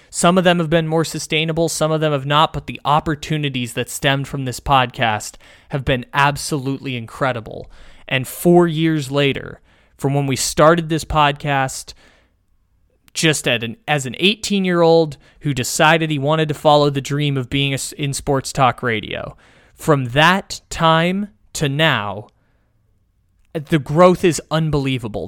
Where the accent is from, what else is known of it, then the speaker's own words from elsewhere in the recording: San Diego, California, United States; by the college campus where I grew up in San Diego